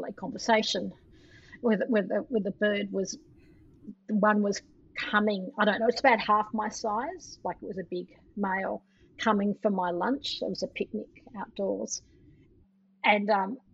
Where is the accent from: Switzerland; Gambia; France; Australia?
Australia; Melbourne, Victoria; moved away; also born or lived in San Francisco; I come from Melbourne, which is also a city that has most people are from somewhere else.